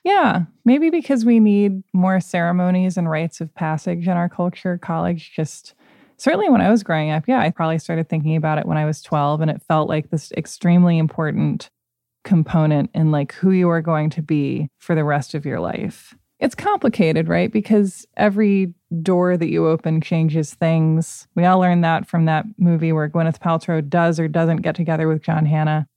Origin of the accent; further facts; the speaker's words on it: Portland, Oregon, United States; I grew up right outside Portland